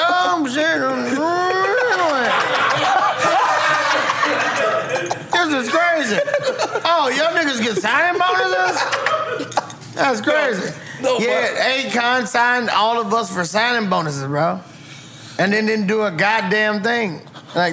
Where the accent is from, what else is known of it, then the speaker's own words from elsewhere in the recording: Tallahassee, Florida, United States; I'm from Tallahassee